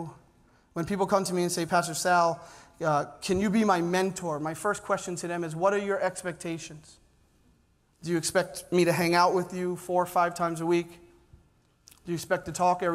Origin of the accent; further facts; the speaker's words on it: New York City, New York, United States; Growing up in Staten Island